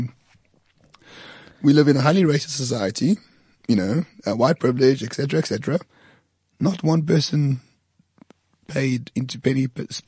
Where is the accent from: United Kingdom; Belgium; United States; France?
France; I'm not English. I'm French